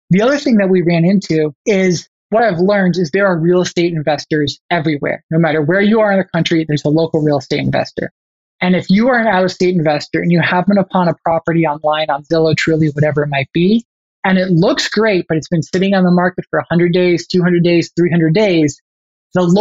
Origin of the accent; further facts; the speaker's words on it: Chicago, Illinois, United States; I'm originally from the Chicago area, and that's true. I was born actually like 10 minutes that direction. However, I actually moved 22 times by the time I went to college.